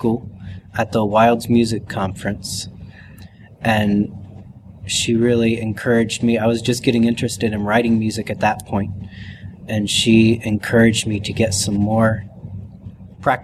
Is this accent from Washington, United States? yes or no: no; Cincinnati, Ohio, United States; I was raised in Cincinnati, Ohio, so I'm a Midwesterner.